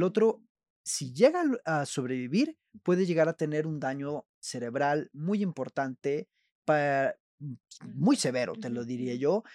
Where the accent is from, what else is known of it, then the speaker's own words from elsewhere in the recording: Veracruz, Mexico; moved away as an adult; also born or lived in Monterrey, Mexico / Belgium / Spain; soy veracruzano, jarocho. Después me desterraron a Monterrey.